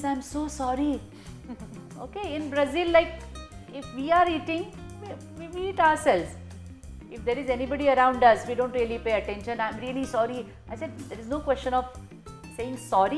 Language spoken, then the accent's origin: English; India; moved away as an adult; also born or lived in Russia; Indians, and especially probably me growing up in India